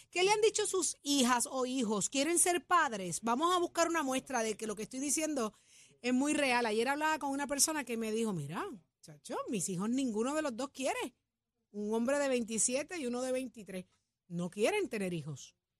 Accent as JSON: {"language": "Spanish", "town": "Jayuya", "country": "Puerto Rico", "said": "Yo que soy de Jayuya"}